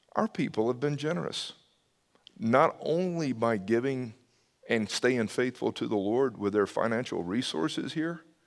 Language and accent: English; the South, United States; I grew up in the South